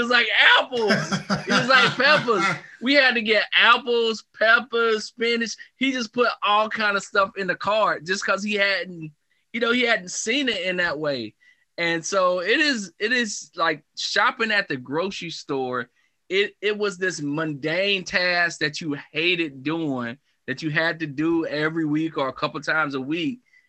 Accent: Marlboro County, South Carolina, United States; I grew up in a county, in Marlboro County, South Carolina. And there's this small town called Blenheim.

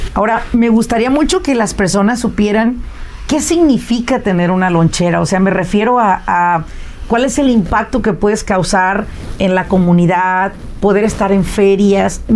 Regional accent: Mexico; moved away as an adult; now in United States; yo vine de México, yo soy mexicana 100%, vine a la edad de 22 años

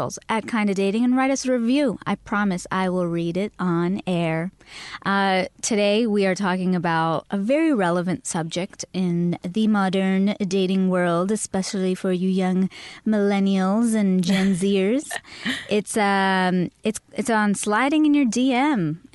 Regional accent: Canada; now in United States; I'm from Canada. And in Canada, there's tons of Indian people. So nobody would ever question my ethnicity. And when I moved here

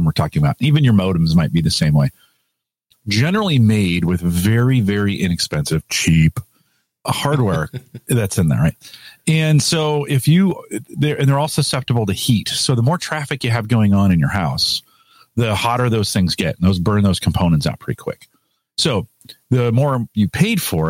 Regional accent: United States; I'm an American

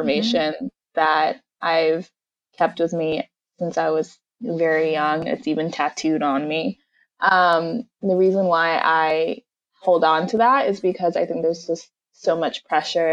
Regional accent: Nigeria; I'm Nigerian

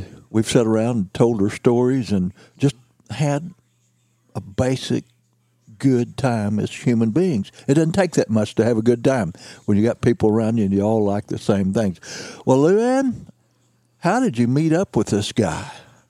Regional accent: the South, United States; accent: Southern; I moved 3 or 4 hours north 40 years ago, and people have always teased me about my Southern accent, and I don't see it or hear it at all anymore, and I have lost a lot of it.

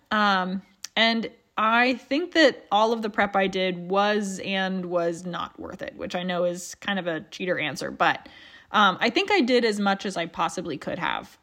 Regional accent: Appalachia, United States; being Appalachian

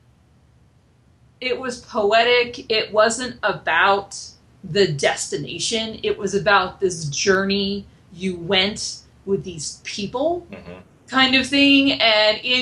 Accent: Maine, United States; I'm actually from Maine myself, so Maine pride.

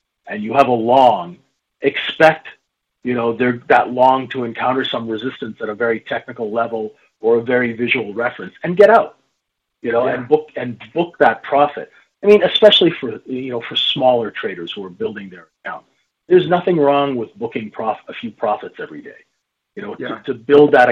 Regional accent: Saskatchewan, Canada; Growing up in Saskatchewan

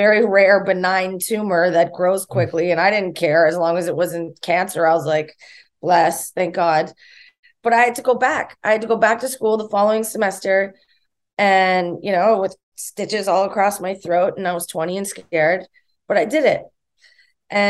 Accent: Thunder Bay, Ontario, Canada; my hometown growing up in Thunder Bay, Ontario, Canada

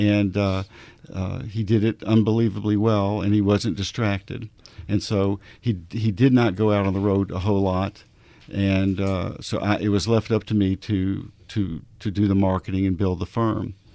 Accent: Arkansas, United States; I'm from Arkansas

